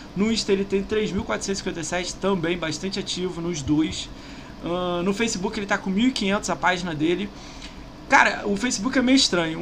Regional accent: Rio de Janeiro, Brazil; Eu sou do Rio

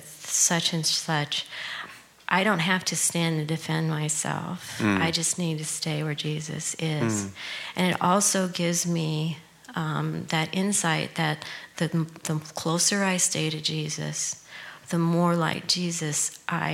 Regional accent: United States; they knew I was from the United States

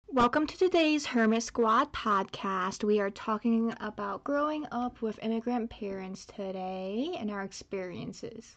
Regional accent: United States; first language Chinese; English is a second language; ABC, American Born Chinese

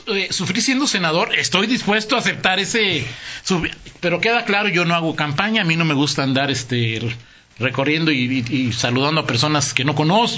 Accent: León, Guanajuato, Mexico; somos bastante peculiares en León

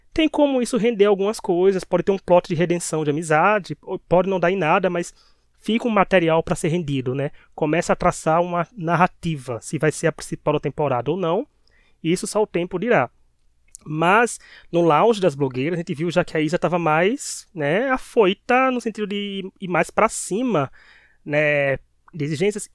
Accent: Paraíba, Brazil; accent: Paraibano; Com o nosso sotaque paraibano

